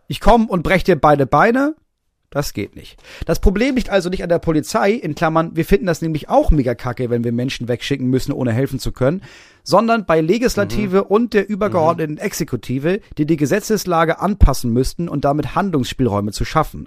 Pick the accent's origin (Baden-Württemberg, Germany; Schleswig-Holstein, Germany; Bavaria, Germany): Schleswig-Holstein, Germany; ich komme aus Holstein